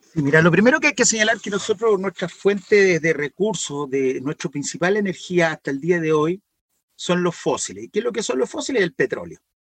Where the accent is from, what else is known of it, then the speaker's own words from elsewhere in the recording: Valparaíso, Chile; Y si nos vamos más hacia la cordillera, que es de donde soy yo